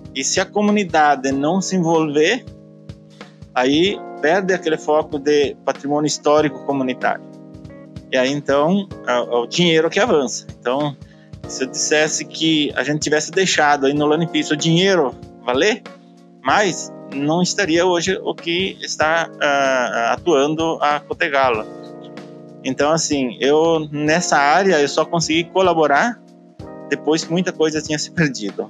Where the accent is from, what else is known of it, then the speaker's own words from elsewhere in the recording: Caxias do Sul, Rio Grande do Sul, Brazil; now in Galópolis, Brazil; eu nasci em Santa Lúcia do Piauí, que é um distrito de Caxias do Sul, e eu vim morar pra, em Galópolis aos 16 anos de idade